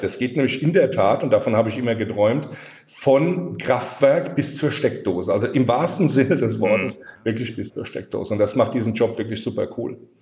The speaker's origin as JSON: {"language": "German", "region": "Rhineland-Palatinate", "country": "Germany", "accent": "Palatinate dialect", "said": "vielleicht hört man es auch so ein bisschen an meinem Dialekt raus. Das ist auch so die, die Ecke, wo ich herkomme. Ich wohne also in der Pfalz. Ich bin ein Pelzer."}